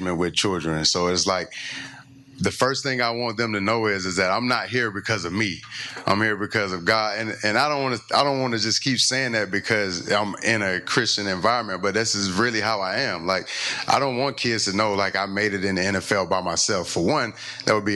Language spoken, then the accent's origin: English; LaGrange, Georgia, United States; moved away as an adult; also born or lived in Kentucky / Denver, Colorado; now in Tennessee, United States; I grew up in LaGrange, Georgia, where I faced racism my whole life